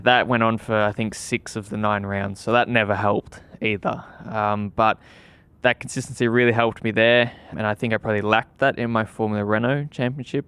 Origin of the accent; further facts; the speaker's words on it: Australia; moved away; being an Aussie, I always hoped that I would, you know, at that time I was still in Australia